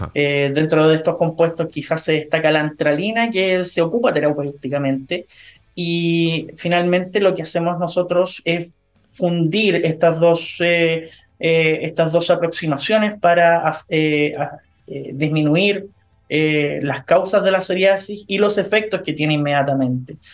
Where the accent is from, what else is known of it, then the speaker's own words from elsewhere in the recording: Chile; como chilenos